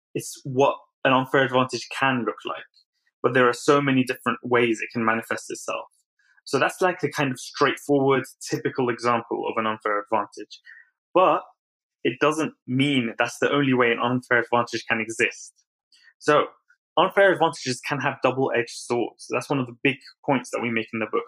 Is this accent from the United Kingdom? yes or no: yes; London, United Kingdom; also born or lived in Baghdad, Iraq; I moved to London when I was three years old with my family